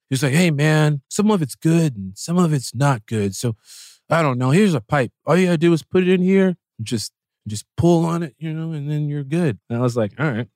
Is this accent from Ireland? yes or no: no; Chicago, Illinois, United States; we are both from Chicago